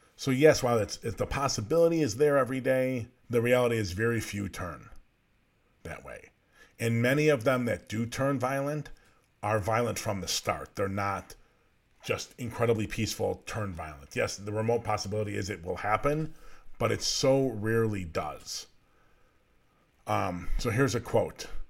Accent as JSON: {"language": "English", "country": "United States", "said": "as American citizens"}